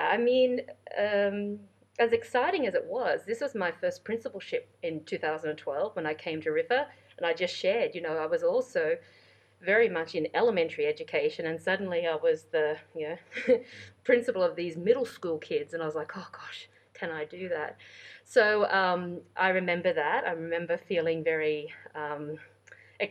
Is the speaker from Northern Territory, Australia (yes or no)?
no; rural New South Wales, Australia; moved away as an adult; also born or lived in London; I was born and raised in Australia. I'm very proud Australian. It's my home country. I grew up in the country areas of New South Wales, a state